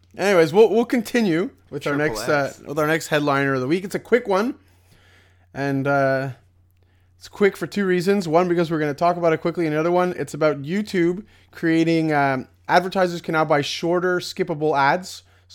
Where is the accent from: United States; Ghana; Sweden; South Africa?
Sweden; English is a second language; We are from Sweden.